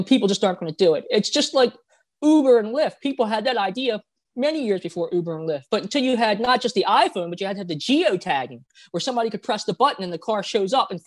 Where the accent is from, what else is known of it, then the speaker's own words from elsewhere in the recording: Baltimore, Maryland, United States; also born or lived in South Korea; I'm actually adopted from South Korea, and I was an orphan as a child, but then I got adopted and I lived in Baltimore, Maryland